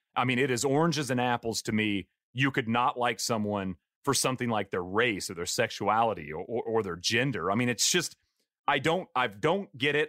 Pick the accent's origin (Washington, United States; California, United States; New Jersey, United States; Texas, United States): Texas, United States; East; I grew up in East Texas